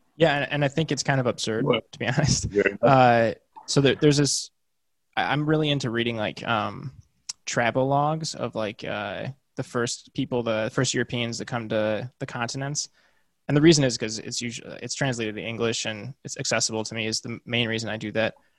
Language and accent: English; Midwest, United States; I'm from the Midwest, and I grew up. I, I lived for several years, like surrounded by cornfields.